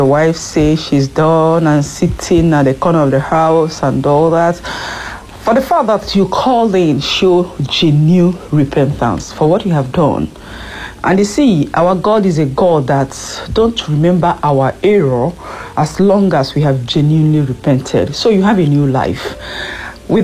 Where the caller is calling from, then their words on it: France; I'm calling in from France.